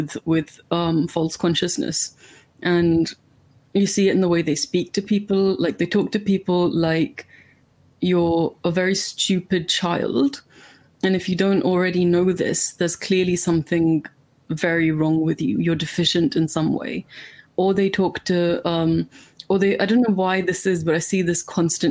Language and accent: English; India; now in United Kingdom; I'm from India, which is like famously colonized part of the British Empire.